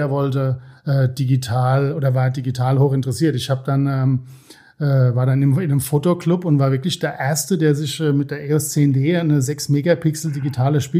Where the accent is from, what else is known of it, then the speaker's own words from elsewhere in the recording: Worms, Rhineland-Palatinate, Germany; born there; now in Osthofen, Germany; Ich bin gebürtig aus Worms, genau, wohne jetzt äh, seit uh, fast 20 Jahren in Osthofen.